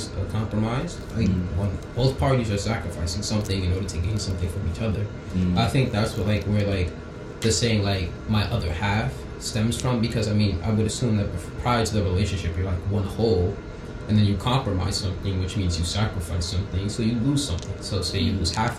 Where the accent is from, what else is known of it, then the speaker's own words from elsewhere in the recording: New York, United States; I'm from New York